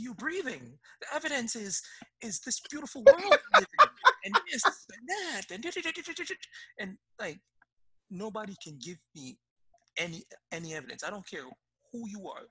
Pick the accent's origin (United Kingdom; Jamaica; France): Jamaica; moved away; I grew up in Jamaica. Jamaica is probably one of the most religious countries in the world.